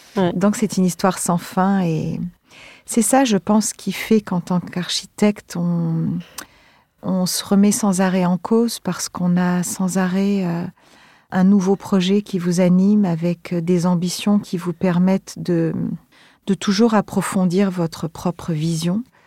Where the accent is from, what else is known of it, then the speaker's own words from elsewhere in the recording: Montpellier, Occitania, France; also born or lived in Marseille; Plus tard, j'ai grandi à Montpellier, donc toujours euh, près de la Méditerranée